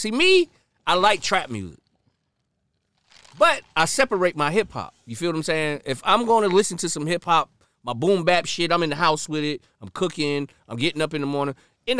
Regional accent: Florida, United States; I'm from Florida.

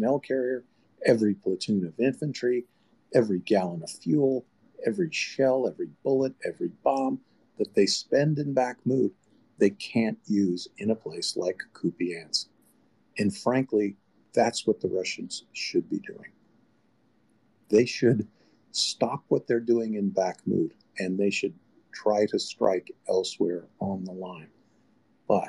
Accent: United States; as an American military officer

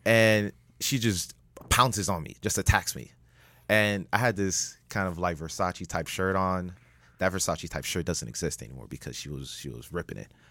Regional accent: Miami, Florida, United States; I'm the only Miami native

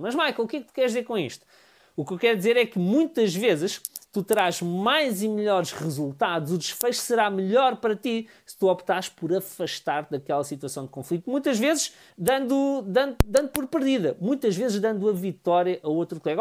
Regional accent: Amadora, Lisbon, Portugal; Eu sou da Amadora

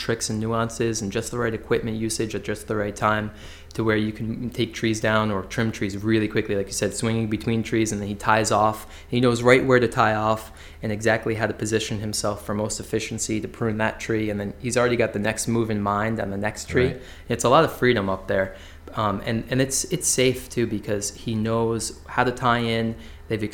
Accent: West Hartford, Connecticut, United States; I grew up in West Hartford, so working in the same town I grew up

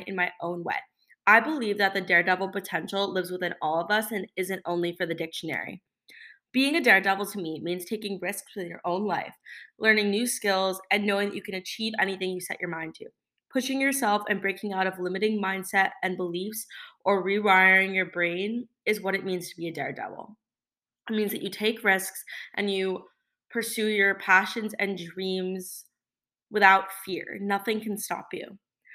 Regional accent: South Florida, United States; I grew up in South Florida

